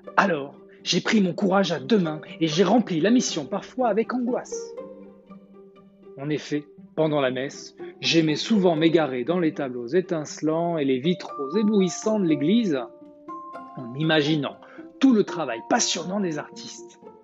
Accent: the South, southern France, France; accent: accent du Sud; mon accent du Sud

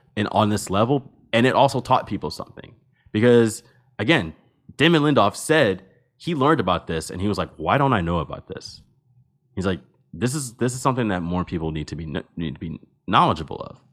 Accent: New Jersey, United States; I am from New Jersey, and I am from the state which has the highest rate of stolen vehicles in the nation

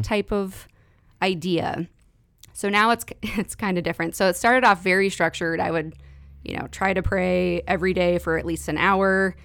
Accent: Phoenix, Arizona, United States; moved away as an adult; now in Clayton, United States; I was born and raised in Phoenix, Arizona.

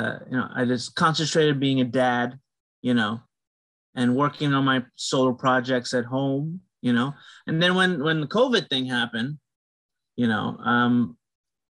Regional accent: Guyana; I'm from the Caribbean. I'm from, I guess you can call it West Indian, you know. I'm Guyanese.

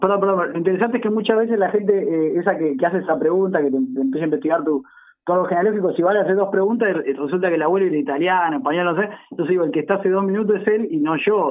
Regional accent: Argentina; somos, somos la Argentina misma

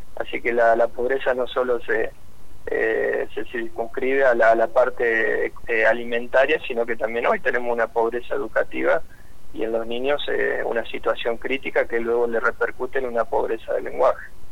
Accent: Rafaela, Santa Fe, Argentina; yo soy de la, de la ciudad de Rafaela

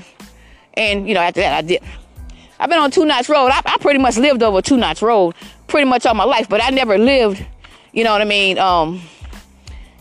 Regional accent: Georgetown, South Carolina, United States; also born or lived in Columbia, South Carolina / Irmo, South Carolina; I was born in Georgetown, South Carolina

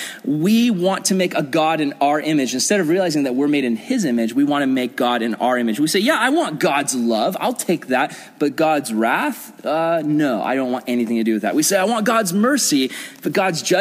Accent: United States; As an American Christian

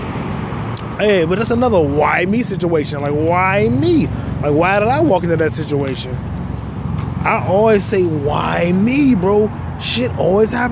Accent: United States; I was born in America.

